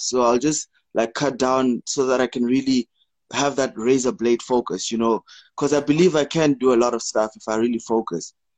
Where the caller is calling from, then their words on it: South Africa; I'm calling from South Africa.